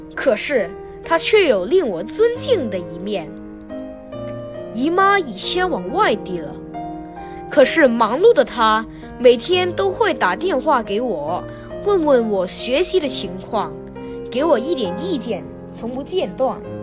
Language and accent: Chinese; Hong Kong; 今年十一岁，我在香港英华小学上六年级